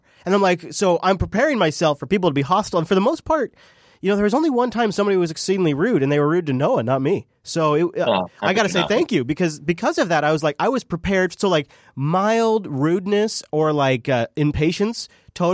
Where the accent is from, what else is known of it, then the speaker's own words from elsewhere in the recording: Pacific Northwest, United States; I am some dumbass from the Pacific Northwest, like ready to smile and nod to everybody walking by.